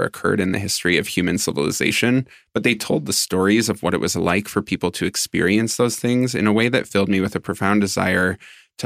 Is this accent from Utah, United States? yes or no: no; Minnesota, United States; I grew up in Minnesota, and I grew up non-religious